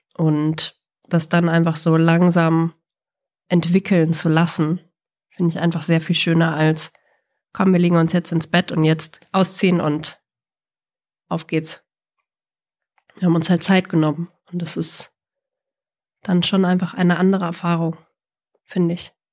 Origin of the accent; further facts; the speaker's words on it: Bavaria, Germany; mir als Bayerin